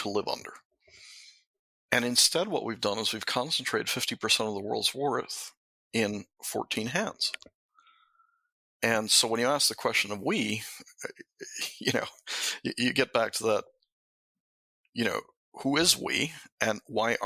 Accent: Mexico; moved away; when I was brought up in Mexico in a Jesuit school

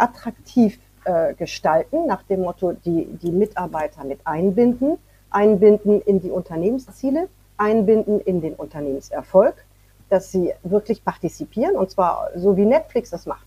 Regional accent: France; moved away; Ich bin in Frankreich aufgewachsen, aber dann bin ich zurückgezogen nach Frankreich

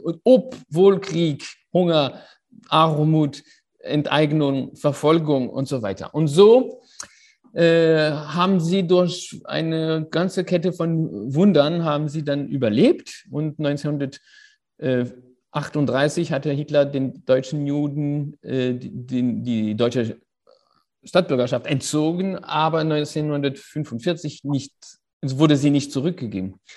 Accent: Paris, Île-de-France, France; ich bin in Paris auf die Welt gekommen äh, und dort aufgewachsen

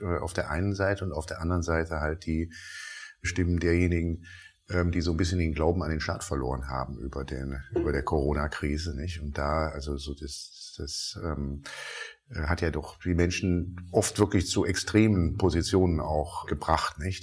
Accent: Rhineland, Germany; als gebürtiger Rheinländer

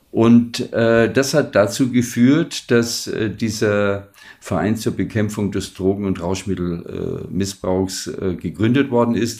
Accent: Munich, Bavaria, Germany; moved away as an adult; also born or lived in Palatinate; ich komme aus München

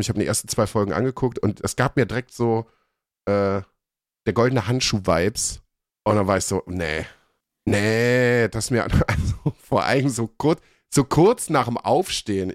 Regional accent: Germany; bei uns in Deutschland

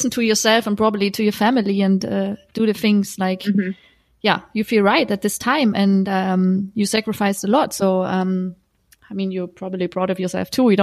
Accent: Sweden; English is a second language; moved away; also born or lived in France; for me it was more like I came from Sweden, you know, a country which is really equal

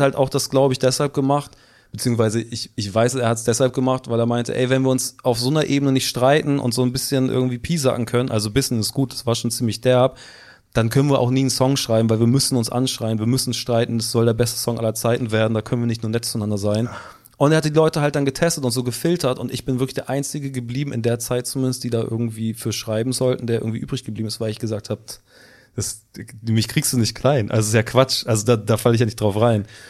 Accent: Hamburg, Germany; also born or lived in United Kingdom; vom Dorf auch noch. Ich komme so aus dem Süden von Hamburg, also unter Harburg, zwei Stationen unter Harburg

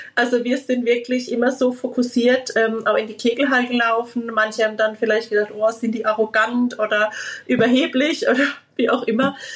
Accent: Liedolsheim, Baden-Württemberg, Germany; bei uns in Liedolsheim

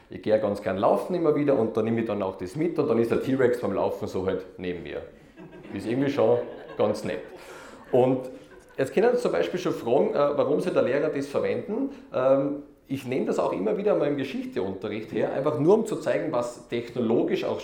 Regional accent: Austria; Ja, ich bin aus Österreich. Ich glaube, das hört man eh schon einmal.

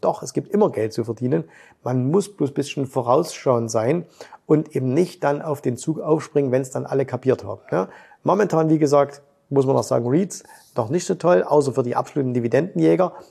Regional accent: Germany; Bei uns in Deutschland

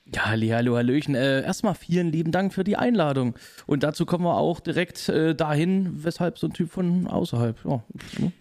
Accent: Leipzig, Saxony, Germany; ich komme aus Leipzig, bin dort geboren, aufgewachsen und immer noch äh, in Wohnhaft dort

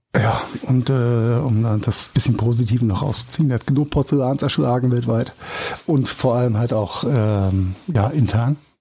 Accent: Germany; bei uns in Deutschland

